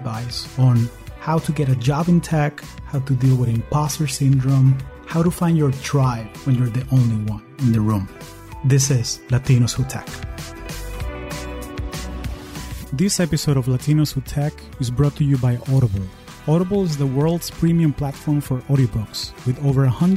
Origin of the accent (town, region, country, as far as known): Caracas, Capital District, Venezuela; now in United States